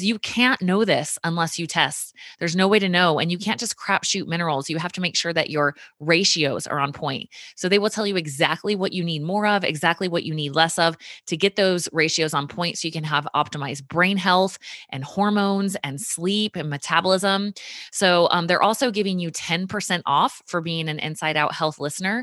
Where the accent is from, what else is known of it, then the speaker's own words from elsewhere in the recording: Richmond, Virginia, United States; That is Virginia Commonwealth University, which is my hometown. My mom actually went to VCU all while I was growing up